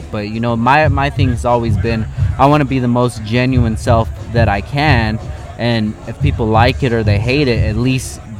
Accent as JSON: {"language": "English", "region": "Southern California", "country": "United States", "tie": "born or raised there", "said": "growing up in SoCal"}